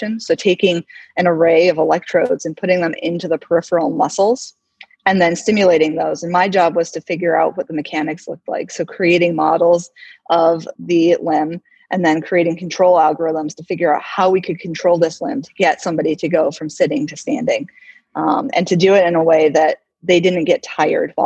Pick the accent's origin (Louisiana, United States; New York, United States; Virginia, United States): New York, United States; Oswego; moved away as an adult; also born or lived in California; now in South Dakota, United States; I grew up in upstate New York in a little town called Oswego